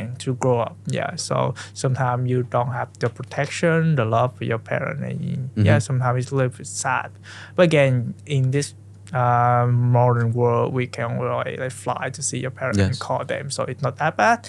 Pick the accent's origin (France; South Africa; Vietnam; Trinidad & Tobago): Vietnam; Central Vietnam; English is a second language; moved away as an adult; also born or lived in Ho Chi Minh City; now in United States; I was born in Central Vietnam, and I went to high school in Ho Chi Minh City